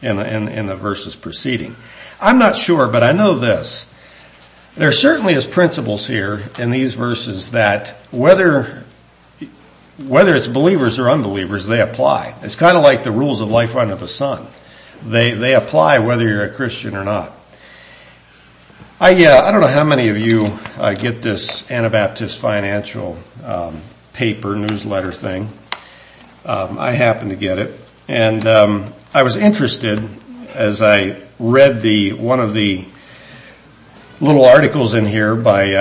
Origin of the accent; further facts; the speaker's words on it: United States; the Lord saw fit that I was born in the United States of America